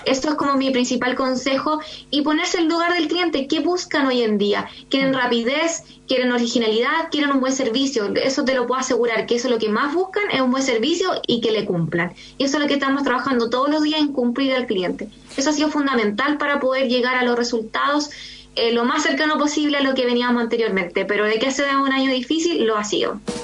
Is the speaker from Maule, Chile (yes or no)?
no; San Antonio, Valparaíso, Chile; moved away; also born or lived in Santiago; nosotros partimos en Santiago y no somos de Santiago, somos de región. Yo soy San Antonio